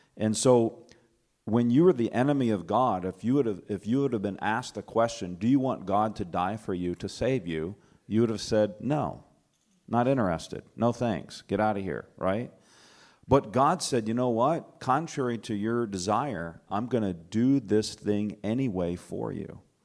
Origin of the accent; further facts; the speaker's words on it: Alabama, United States; now in Michigan, United States; I'm from Michigan. I grew up in Alabama, though, just about an hour and a half south of here